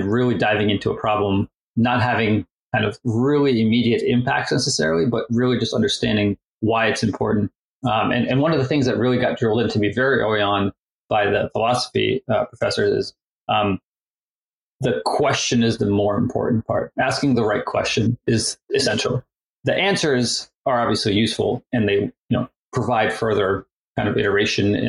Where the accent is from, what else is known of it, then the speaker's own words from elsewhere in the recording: Maryland, United States; also born or lived in Russia; I was born in the Soviet Union in Russia and then immigrated to the US, to Maryland, actually, in the early 90s